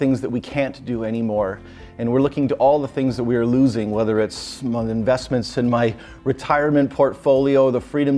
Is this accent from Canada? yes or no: yes; Canada; When I was a little kid growing up in Canada, I would watch on Saturday nights Hockey Night in Canada